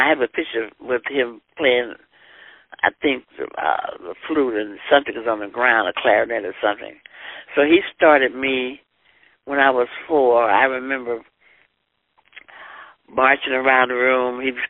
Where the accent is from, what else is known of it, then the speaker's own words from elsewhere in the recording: Blackwell, Arkansas, United States; Okay, well, I was born in Blackwell, Arkansas, a little small village or hamlet about 50 miles northwest of Little Rock, Arkansas, going toward Oklahoma.